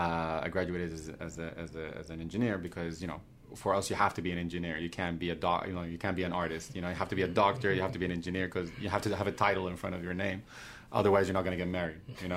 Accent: Sudan; English is a second language; also born or lived in Romania; Because I was born in Romania. My father was a diplomat. I'm originally from Sudan. When we went back to Sudan, 1989, a coup happened.

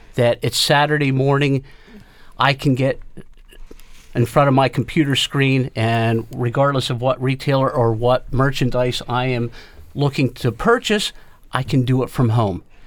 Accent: South Central Pennsylvania, United States; growing up in the South Central Pennsylvania area and, and still being here

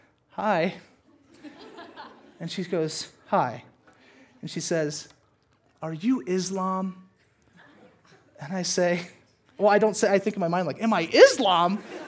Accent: the South, United States; And listen, growing up in the South and being a brown kid, there's not a ton of brown kids in the South.

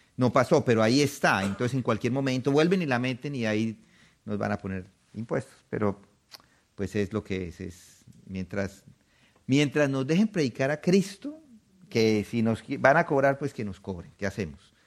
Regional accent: Colombia; moved away; Nosotros salimos en los 90 de Colombia

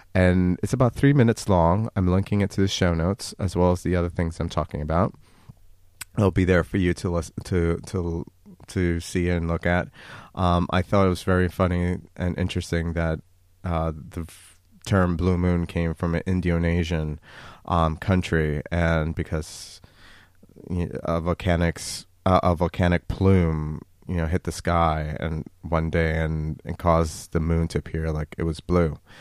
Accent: United States; the United States, my home country

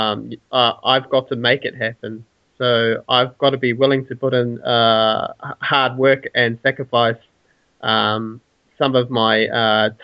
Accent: Tauranga, Bay of Plenty, New Zealand; also born or lived in Auckland, New Zealand; now in Invercargill, New Zealand; I was born in Tauranga, which is in the North Island

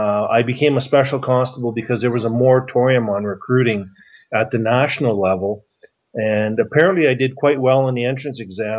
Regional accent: Calgary, Alberta, Canada; also born or lived in Grande Prairie, Alberta; I was born in Grand Prairie and grew up in Calgary

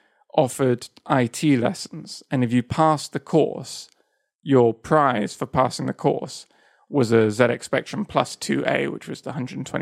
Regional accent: south of Spain, Spain; So, I grew up in Spain, in the south of Spain

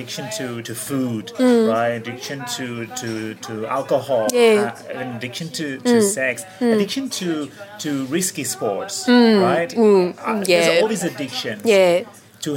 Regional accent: Barcelona, Catalonia, Spain; first language Catalan; English is a second language; moved away as an adult; also born or lived in London; I'm from Barcelona, from Catalonia. So English is my third language

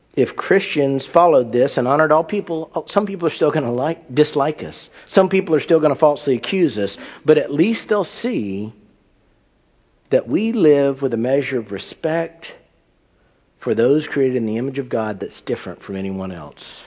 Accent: United States; I'm an American

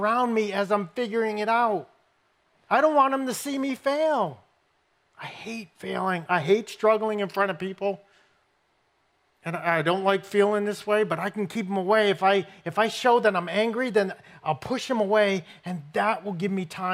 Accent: New England, United States; I grew up in New England

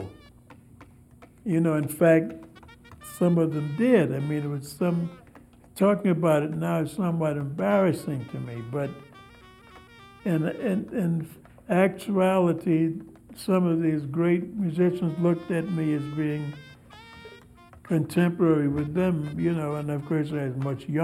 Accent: New York City, New York, United States; I was born in Harlem in 1930, and it was a nice place

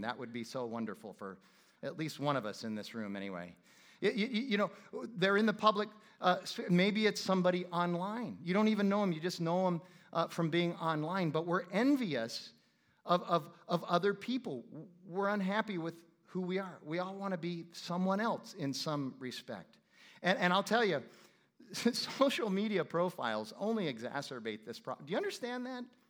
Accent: Phoenix, Arizona, United States; I'm from Phoenix

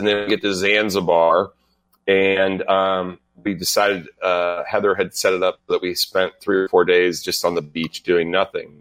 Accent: United States; I'm an American

